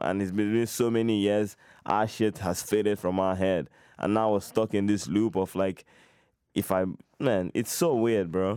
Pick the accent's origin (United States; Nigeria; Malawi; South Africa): Nigeria; now in Canada; I'm half Nigerian, but I grew up there